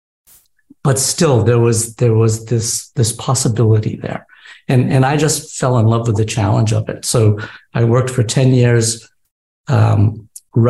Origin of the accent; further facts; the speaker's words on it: New England, United States; I grew up in New England